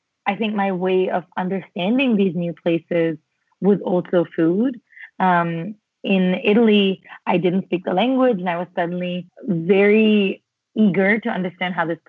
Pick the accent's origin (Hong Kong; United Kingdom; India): India; Mumbai, Maharashtra; now in United States; I grew up in Mumbai, and I had a largely very charmed Mumbai